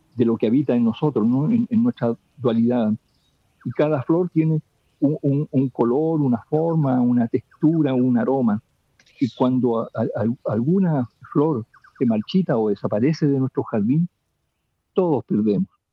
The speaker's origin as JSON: {"language": "Spanish", "area": "near Temuco, Lake Colico", "region": "Araucanía", "country": "Chile", "tie": "born or raised there", "said": "Yo vivo en, la comunidad en que nací y crecí como, como mis cuatro hermanos"}